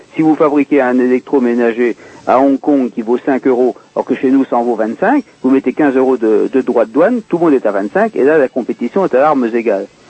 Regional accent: France; je suis français

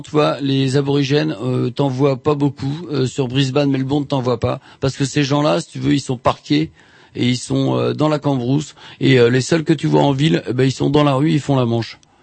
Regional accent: France; je suis français

